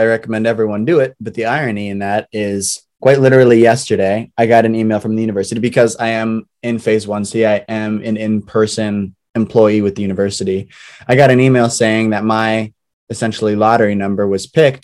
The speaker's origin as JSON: {"language": "English", "town": "Columbus", "region": "Ohio", "country": "United States", "moved": "as an adult", "lives_now": "Chicago, United States", "said": "I'm from Columbus, Ohio"}